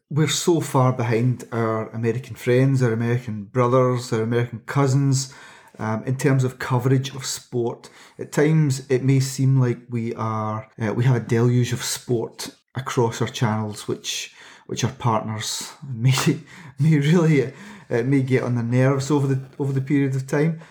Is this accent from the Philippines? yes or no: no; United Kingdom; as a British sports fan